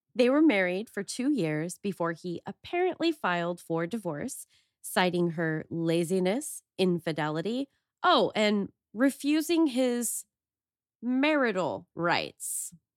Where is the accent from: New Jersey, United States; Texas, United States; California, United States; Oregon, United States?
Oregon, United States; growing up in Oregon and in the Pacific Northwest in general